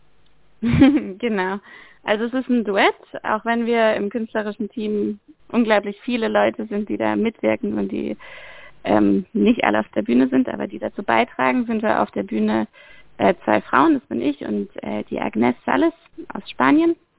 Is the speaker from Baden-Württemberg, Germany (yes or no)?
yes; Freiburg, Baden-Württemberg, Germany; moved away as an adult; also born or lived in Amsterdam / Barcelona; also ich komme ursprünglich aus Freiburg, ich komme aus dem Dreisamtal